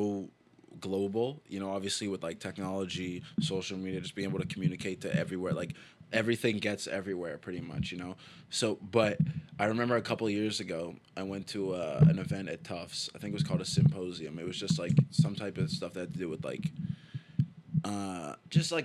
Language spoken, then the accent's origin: English; Toronto, Ontario, Canada; moved away as an adult; now in Boston, United States; I'm from Toronto